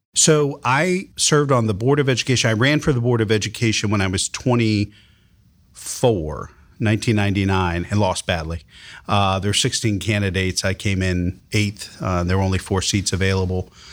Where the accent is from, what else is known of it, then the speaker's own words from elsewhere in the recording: Columbus, Ohio, United States; growing up in Columbus